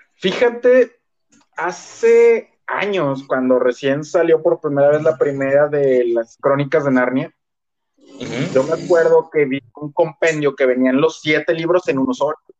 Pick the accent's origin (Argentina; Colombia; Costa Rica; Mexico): Mexico; now in Monterrey, Mexico; el hecho de ser mexicano